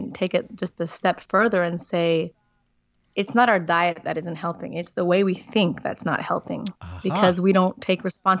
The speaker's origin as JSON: {"language": "English", "country": "Israel", "also_born_or_lived": "South Africa", "lives_now": "Portugal", "said": "And I'm not an American. I am from Israel and South Africa. I live in Portugal, which is beautiful."}